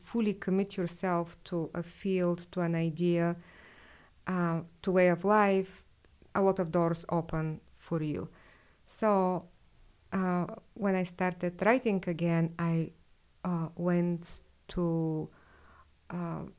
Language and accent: English; Bulgaria; moved away as an adult; now in United States; I was born and raised in Bulgaria, and I lived there until I was 24.